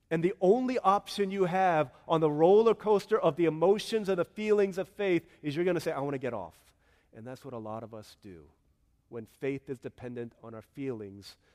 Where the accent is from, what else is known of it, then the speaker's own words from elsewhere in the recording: South Korea; I can't sing this song because I don't see it in my home country of Korea.